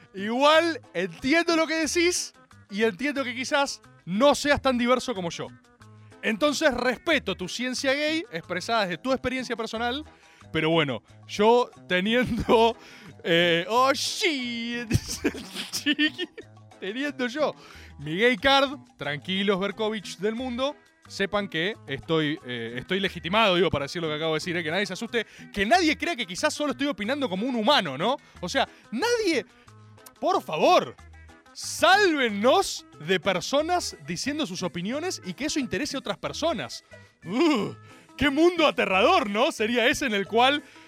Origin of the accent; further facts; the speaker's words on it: Argentina; esto lo digo como argentino